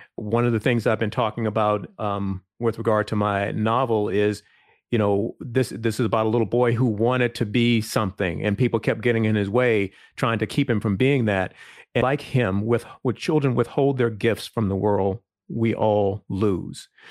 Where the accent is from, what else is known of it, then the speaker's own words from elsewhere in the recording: Virginia, United States; I grew up in a small town, um, rural town in Virginia